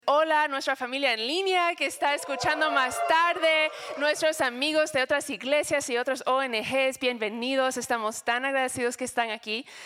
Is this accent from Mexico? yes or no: no; United States; Spanish is a second language; moved away; soy gringa